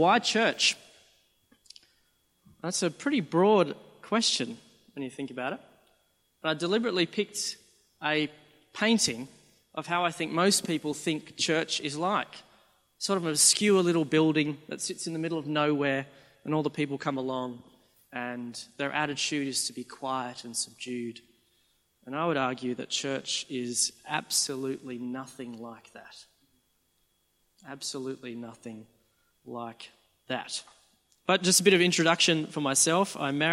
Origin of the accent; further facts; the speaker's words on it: Sydney, New South Wales, Australia; I'm from Sydney